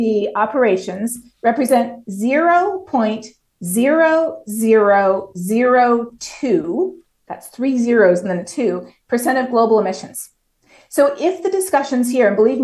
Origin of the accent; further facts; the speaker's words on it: Toronto, Ontario, Canada; moved away as an adult; now in Texas, United States; I'm from Toronto. I grew up in an incredible multicultural city